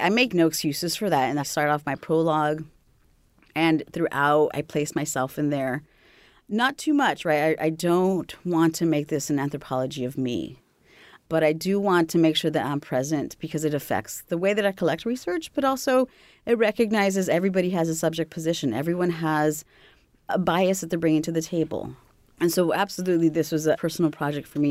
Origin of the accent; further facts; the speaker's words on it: California, United States; moved away; also born or lived in Texas / Mexico / Greater Lafayette, Indiana; I was born and raised in California, moved to Texas